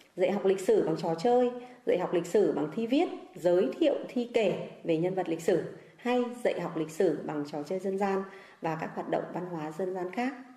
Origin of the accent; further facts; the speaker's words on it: Sơn Tây, Hanoi, Vietnam; quê hương tôi là sơn tây